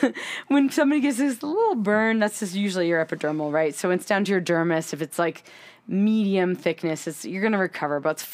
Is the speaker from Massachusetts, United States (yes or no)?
yes; Framingham, Massachusetts, United States; also born or lived in Boston; now in Utah, United States; I grew up in Framingham.